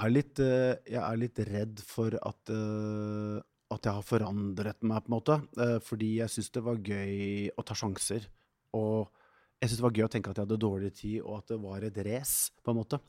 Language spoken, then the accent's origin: Norwegian; Norway; som nordmann